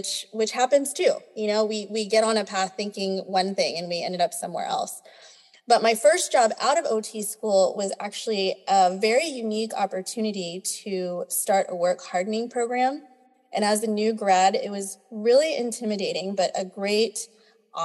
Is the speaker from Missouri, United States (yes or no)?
no; Texas, United States; So I'm a born and raised Texan. I'm Filipina